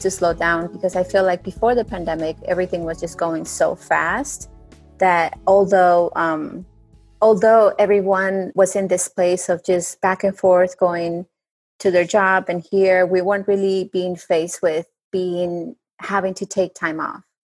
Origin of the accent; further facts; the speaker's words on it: Bogota, Colombia; English is a second language; now in United States; I'm originally from Bogota, Colombia. So I do have sometimes of an accent